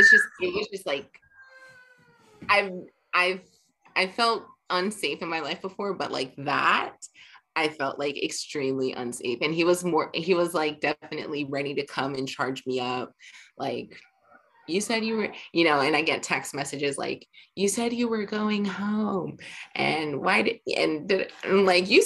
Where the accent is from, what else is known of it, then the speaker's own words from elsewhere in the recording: Jamaica; we're both Jamaican